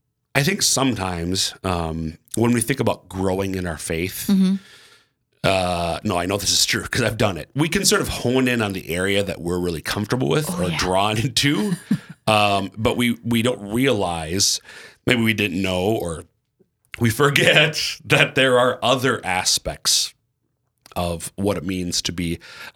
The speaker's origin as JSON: {"language": "English", "region": "Minnesota", "country": "United States", "lives_now": "South Dakota, United States", "said": "I'm from Central Minnesota, but our 5 kids are all born and raised here in Eastern South Dakota."}